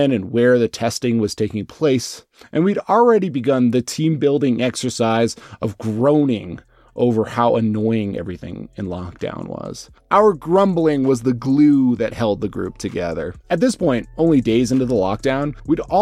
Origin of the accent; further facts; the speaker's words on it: United States; now in Shanghai, China; as a foreigner and more pointedly, as an American.